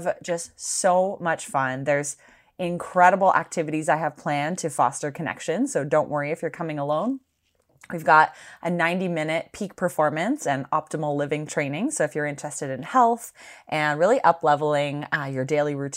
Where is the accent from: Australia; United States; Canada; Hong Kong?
Canada; around Wellesley, Ontario; I also grew up around there too